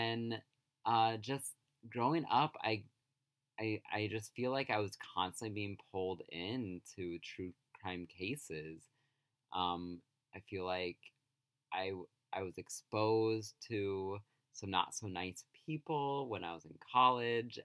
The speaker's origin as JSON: {"language": "English", "region": "rural Illinois", "country": "United States", "tie": "born or raised there", "moved": "yes", "said": "I'm from rural Illinois. You feel like you have many hometowns when you live in the sticks."}